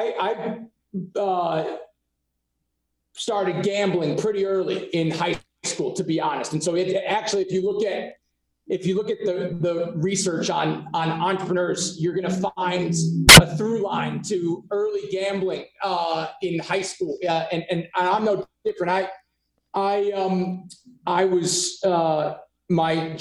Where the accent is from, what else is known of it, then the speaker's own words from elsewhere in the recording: Scarsdale, New York, United States; also born or lived in Reno; I grew up in Scarsdale, New York, Westchester County